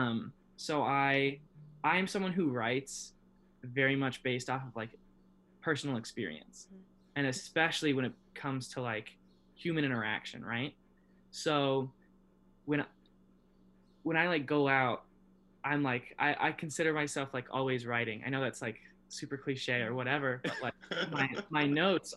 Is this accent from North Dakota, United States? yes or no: no; Omaha, Nebraska, United States; also born or lived in Lincoln, Nebraska; growing up in Omaha, it was kind of like, well, which parking lot are we going to tonight, fellas?